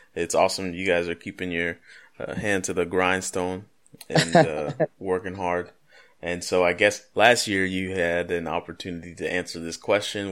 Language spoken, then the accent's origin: English; United States